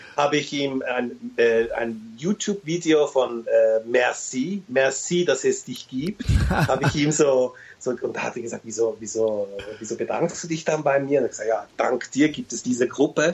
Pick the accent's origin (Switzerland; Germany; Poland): Switzerland; also born or lived in Turkey; ich sehe mich als Schweizer